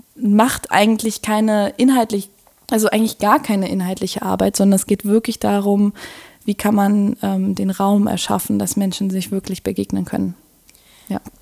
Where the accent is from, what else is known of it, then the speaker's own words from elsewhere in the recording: Berlin, Germany; moved away as an adult; now in Netherlands; ich bin Berlinerin